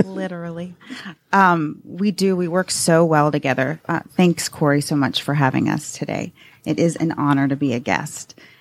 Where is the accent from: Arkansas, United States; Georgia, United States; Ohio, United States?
Georgia, United States; Atlanta; I'm a native from Atlanta